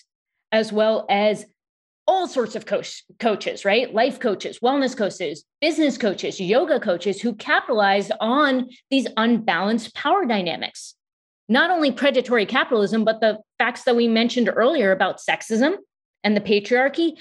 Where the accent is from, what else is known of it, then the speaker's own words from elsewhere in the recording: New York, United States; I was born in New York, if you couldn't tell from the super fast talking.